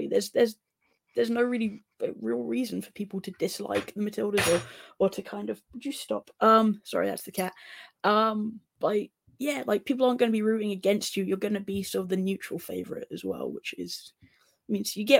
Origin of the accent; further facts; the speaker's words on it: England, United Kingdom; I'm English